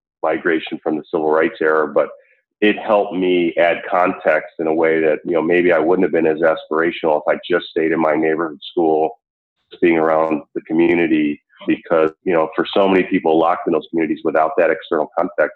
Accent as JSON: {"language": "English", "town": "Buffalo", "region": "New York", "country": "United States", "tie": "born or raised there", "also_born_or_lived": "Chicago, Illinois / Atlanta, Georgia", "moved": "as an adult", "said": "I grew up for most of my time as a kid before leaving for college in Buffalo."}